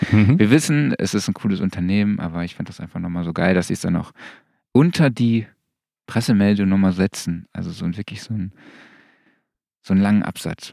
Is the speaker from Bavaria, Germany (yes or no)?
no; Saarland, Germany; moved away; ich komme ja aus dem Saarland